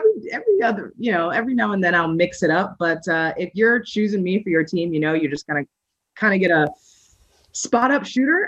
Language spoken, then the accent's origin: English; United States; now in Midwest, United States; I grew up right outside of Washington, D.C.